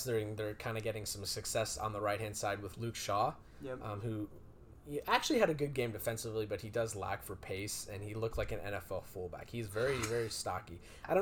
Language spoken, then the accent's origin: English; Amsterdam, North Holland, Netherlands; I was born in Amsterdam